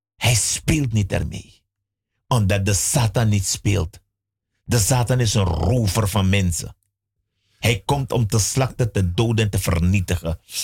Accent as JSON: {"language": "Dutch", "country": "Suriname", "tie": "born or raised there", "said": "ik ben in Suriname geboren"}